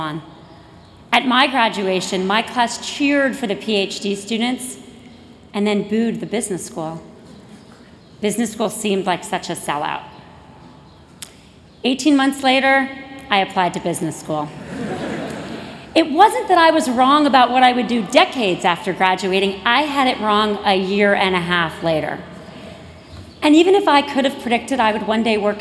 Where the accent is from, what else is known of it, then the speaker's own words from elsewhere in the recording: Miami, Florida, United States; moved away as an adult; I was from Florida